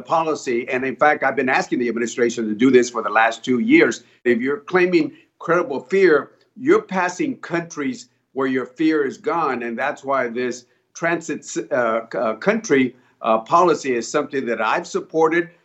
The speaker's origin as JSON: {"language": "English", "town": "San Antonio", "region": "Texas", "country": "United States", "tie": "born or raised there", "said": "my hometown of San Antonio"}